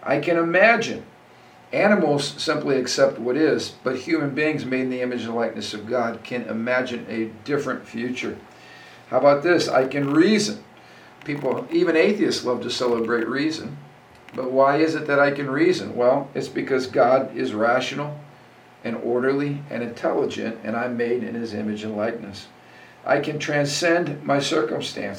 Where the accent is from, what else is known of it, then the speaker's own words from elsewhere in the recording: United States; the Judeo-Christian value that I've enjoyed as an American